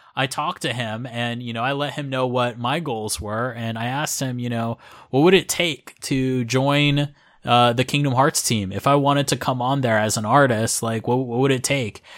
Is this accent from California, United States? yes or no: no; Florida, United States; moved away as an adult; now in Japan; I'm originally from Florida in the U S